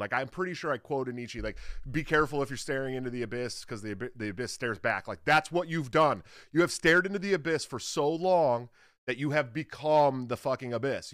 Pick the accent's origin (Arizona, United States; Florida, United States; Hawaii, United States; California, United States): California, United States; Antioch; also born or lived in Oakland; I'm from, I'm from, like, a little deeper east than the East Bay, Antioch